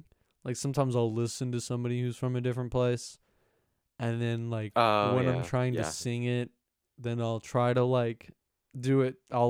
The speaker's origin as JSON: {"language": "English", "region": "the South", "country": "United States", "accent": "country, southern", "said": "A country accent in comparison, like a southern accent."}